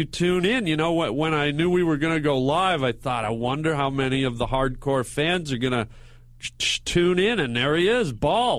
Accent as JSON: {"language": "English", "town": "Vancouver", "region": "British Columbia", "country": "Canada", "moved": "yes", "lives_now": "United States", "said": "I'm from Vancouver."}